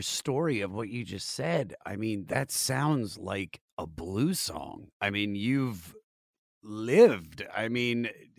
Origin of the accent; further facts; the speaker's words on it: Montgomery County, Maryland, United States; I'm from Montgomery County, too.